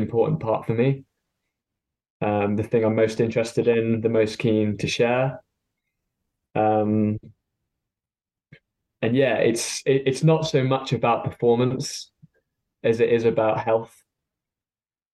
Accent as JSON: {"language": "English", "town": "Stone", "region": "West Midlands", "country": "United Kingdom", "tie": "born or raised there", "moved": "yes", "lives_now": "Hertfordshire, United Kingdom", "said": "I grew up in Stone in Staffordshire"}